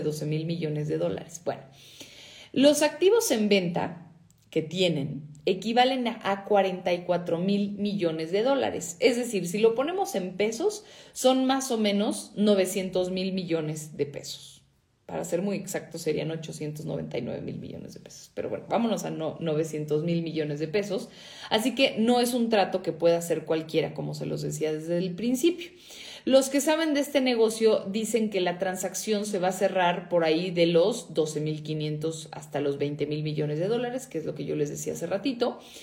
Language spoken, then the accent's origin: Spanish; Mexico